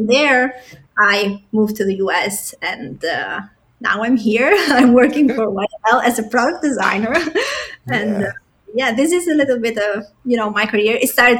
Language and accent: English; Italy; also born or lived in Albania / Germany; I was born in Albania. It's a small city in East Europe, but I have traveled a lot in my life. So I started to travel since I was a little kid, and I lived in Germany, and then I spent most of my childhood in Italy.